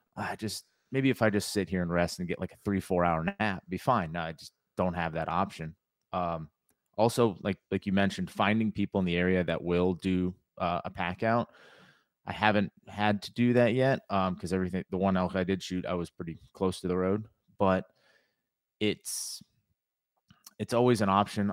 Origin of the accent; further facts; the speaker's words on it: Connecticut, United States; moved away as an adult; now in North Carolina, United States; I grew up in Connecticut.